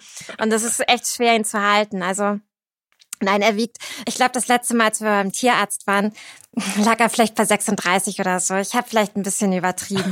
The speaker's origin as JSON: {"language": "German", "town": "Cuxhaven", "region": "Lower Saxony", "country": "Germany", "tie": "born or raised there", "also_born_or_lived": "Berlin", "moved": "as an adult", "lives_now": "Hamburg, Germany", "said": "Ich bin geboren in Cuxhaven 1990"}